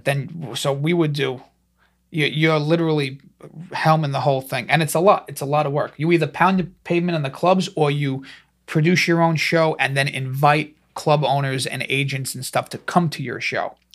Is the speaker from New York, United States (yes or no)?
yes; New York City, New York, United States; I'm from New York, but they didn't know where Staten Island was.